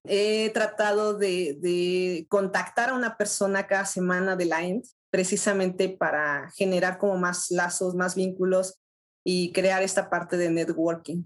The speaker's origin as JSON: {"language": "Spanish", "country": "Mexico", "said": "soy de México, tengo 33 años"}